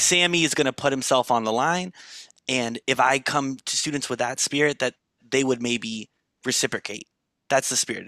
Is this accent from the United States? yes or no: yes; Los Angeles, California, United States; I'm born and raised in Los Angeles, California